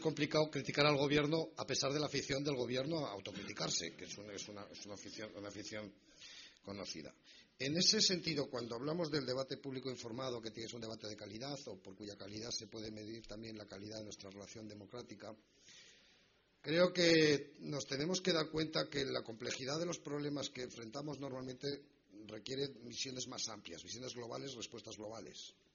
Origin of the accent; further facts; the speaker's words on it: Spain; lo que hemos hecho como españoles